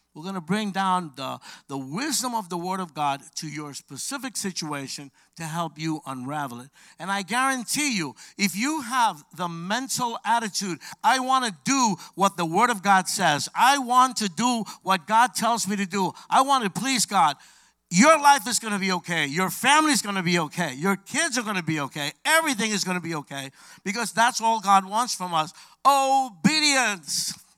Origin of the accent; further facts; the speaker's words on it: New York City, New York, United States; I'm from Brooklyn, New York.